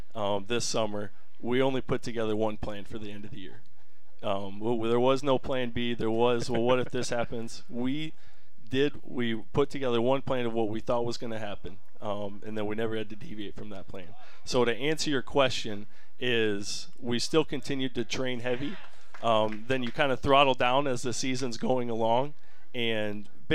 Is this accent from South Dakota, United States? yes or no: yes; Parker, South Dakota, United States; also born or lived in North Carolina; I'm originally from Parker, South Dakota. South Dakota born and raised.